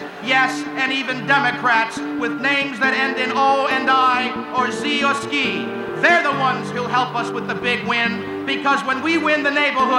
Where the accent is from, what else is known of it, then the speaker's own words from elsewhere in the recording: Providence, Rhode Island, United States; many of us who are proud that we come from Federal Hill in Providence